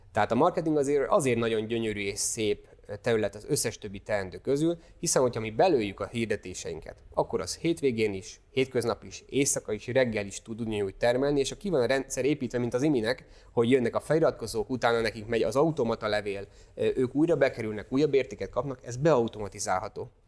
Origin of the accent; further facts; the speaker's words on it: Hungary; nyilván be se tudjuk magyarként ezt fogadni